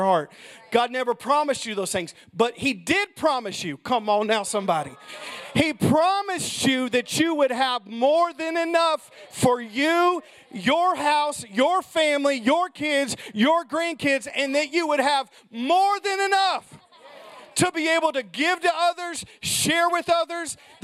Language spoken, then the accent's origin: English; United States; I'm pure American.